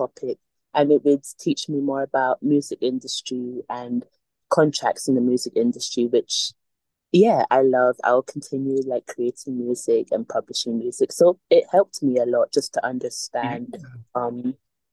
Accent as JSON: {"language": "English", "town": "Glasgow", "region": "Scotland", "country": "United Kingdom", "tie": "born or raised there", "said": "an ethnic minority growing up in Scotland"}